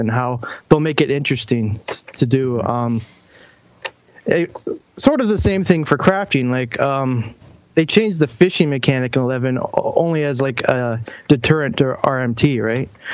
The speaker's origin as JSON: {"language": "English", "country": "Canada", "said": "I'm from Canada"}